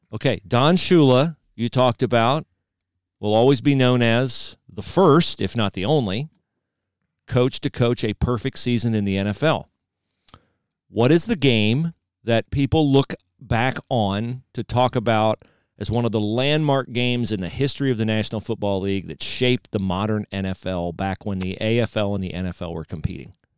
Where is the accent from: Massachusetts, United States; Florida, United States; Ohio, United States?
Ohio, United States; moved away; I was from Ohio